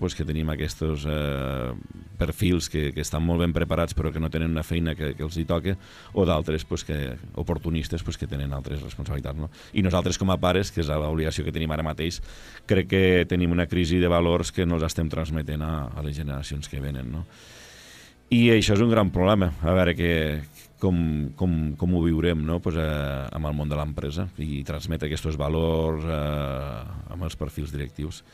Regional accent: Lleida, Catalonia, Spain

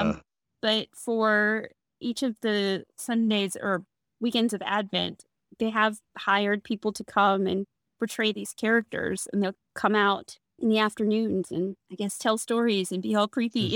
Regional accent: the South, United States; we're from the South

